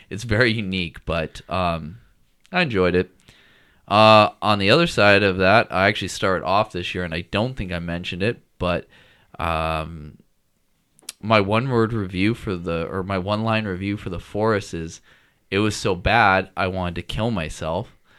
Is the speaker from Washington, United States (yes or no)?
yes; Washington, United States; when I grew up in Washington